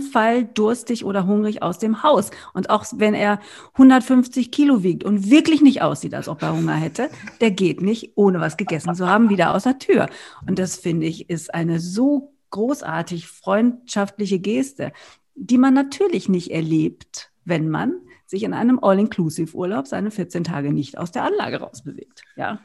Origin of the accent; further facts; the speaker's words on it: Germany; also born or lived in Berlin; bei uns in Deutschland